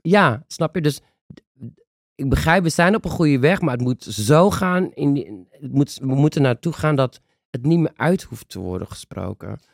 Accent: Netherlands; Daar zijn wij de Nederlandse nazaten

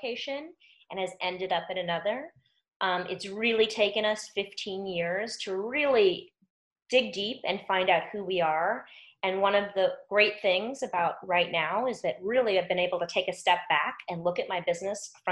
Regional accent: New York City, New York, United States; moved away; I'm from New York City

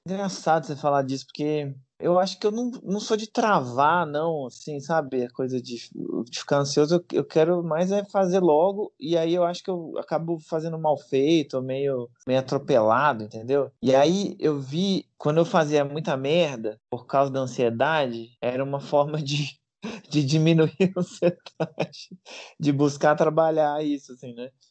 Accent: Brazil; eu sou brasileiro

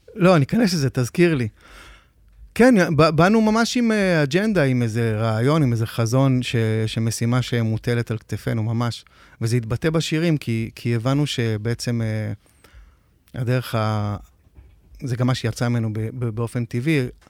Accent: Metula, Northern District, Israel; moved away as an adult; also born or lived in a kibbutz in central Israel; now in Tel Aviv, Israel; בשנת 80, שהיינו בני 10, נפגשנו במטולה

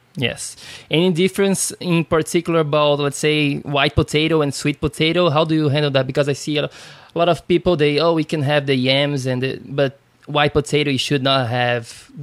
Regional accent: Brazil; now in United States; I'm from Brazil

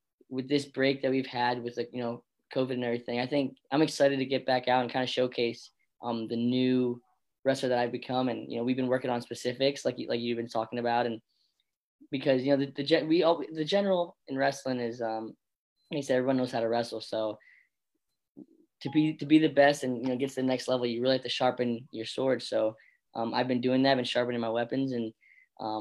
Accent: Bethlehem, Pennsylvania, United States; also born or lived in Florida; I'm from the Lehigh Valley, from, you know, Bethlehem right here.

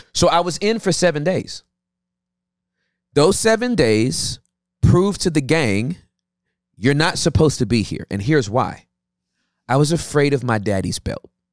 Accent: Inglewood, California, United States; I was born in Inglewood, California

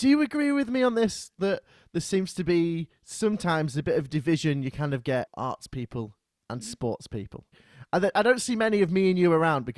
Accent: Chorley, North West England, United Kingdom; I'm originally from Chorley

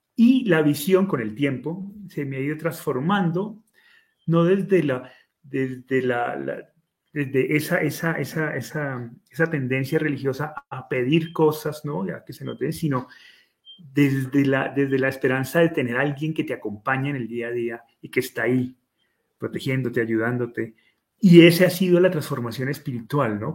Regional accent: Colombia; en mi país, que de esos sobran en Colombia

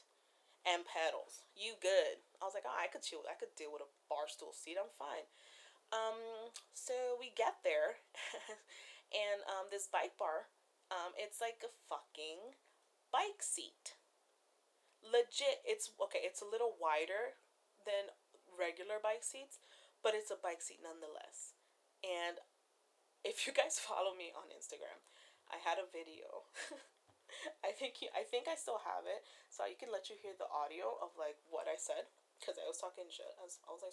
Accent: New Jersey, United States; born and raised in New Jersey, where it gets cold

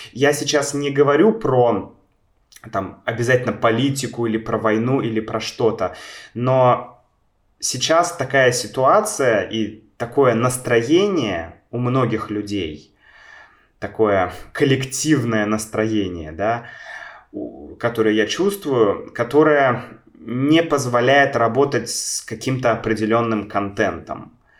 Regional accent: Saint Petersburg, Russia; Я родился в Санкт-Петербурге

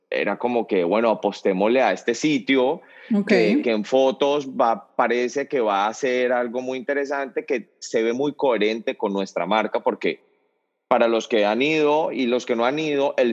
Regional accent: Cali, Valle del Cauca, Colombia; now in United States; E, en, Cali, de donde yo soy, le decimos tardear.

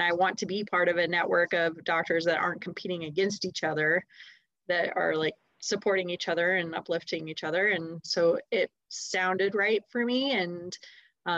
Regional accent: Steamboat Springs, Colorado, United States; also born or lived in Denver suburbs, Colorado; now in Denver, United States; I grew up in Steamboat Springs.

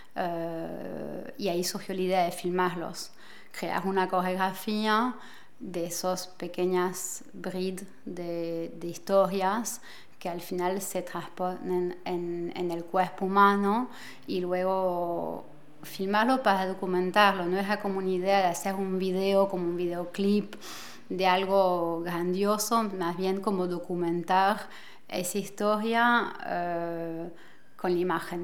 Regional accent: Argentina; moved away as an adult; now in Paris, France; me crié acá en París hasta los 10 años y luego, por una decisión de mi madre, nos fuimos a ir a Argentina y a los 25 años em, he decidido regresar a París

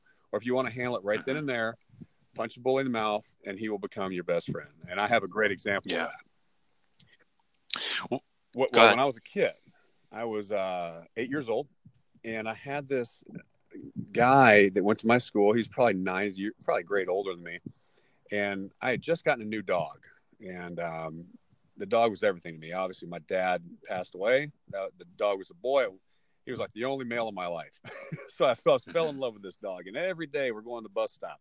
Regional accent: Texas, United States; now in Southern California, United States; growing up in Texas

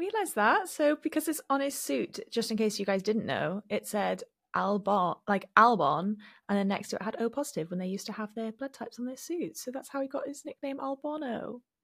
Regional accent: Wales, United Kingdom; growing up in Wales

